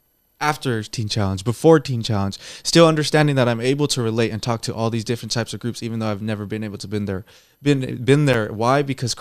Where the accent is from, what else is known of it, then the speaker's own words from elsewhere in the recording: Sanger, California, United States; also born or lived in Fresno; I was born on the east side of Fresno, growing up in Sanger, and now I live in Clovis. When people ask me, where are you from? I say, I reside. I am from Fresno. I love Fresno.